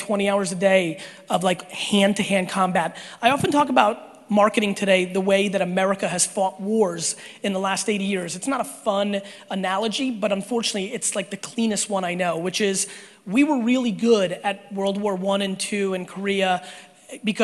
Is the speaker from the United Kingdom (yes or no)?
no; Belarus; now in United States; I was born in Belarus